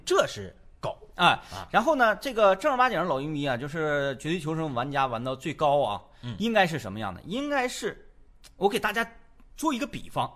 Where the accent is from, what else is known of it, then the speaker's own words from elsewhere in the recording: Northeast China, China; 我们东北人